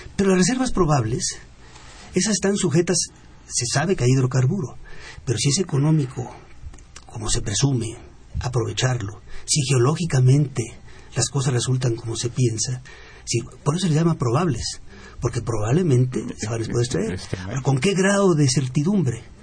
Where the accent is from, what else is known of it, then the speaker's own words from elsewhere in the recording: Mexico; como mexicano